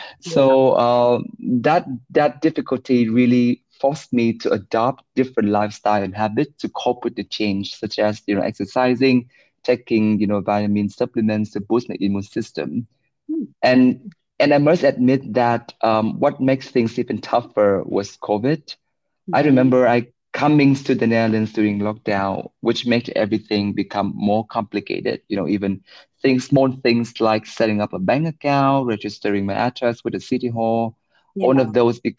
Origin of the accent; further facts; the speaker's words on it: Vietnam; English is a second language; moved away as an adult; also born or lived in Singapore; I was born and raised in Vietnam